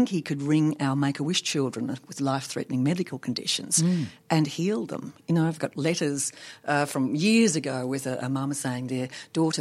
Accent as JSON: {"language": "English", "region": "Tasmania", "country": "Australia", "tie": "born or raised there", "also_born_or_lived": "Sydney, Australia", "moved": "as an adult", "said": "Tassie, which is, you know, that's my home state"}